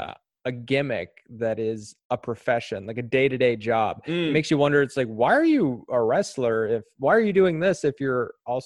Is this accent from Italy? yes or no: no; Eastern Prince Edward Island, Canada; I grew up in Eastern Prince Edward Island throughout my whole childhood.